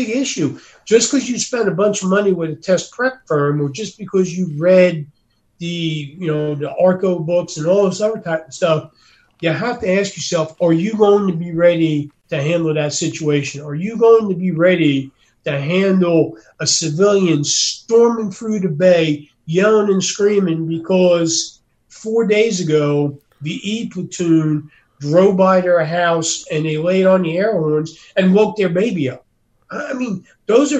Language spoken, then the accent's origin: English; Northeast, United States; moved away; I come from the Northeast.